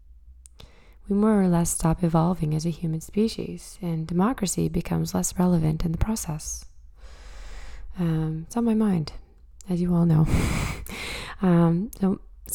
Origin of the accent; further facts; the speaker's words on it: Truro, Nova Scotia, Canada; moved away; coming at you from my hometown, Truro, Nova Scotia.